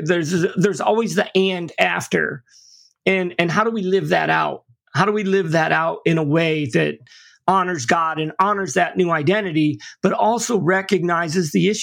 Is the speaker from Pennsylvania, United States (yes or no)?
no; St. Petersburg, Florida, United States; now in Tampa, United States; And I'm not from Tampa. I live here now, but at the time I'd never been here. I was from St. Pete, which is on the other side of the bridge.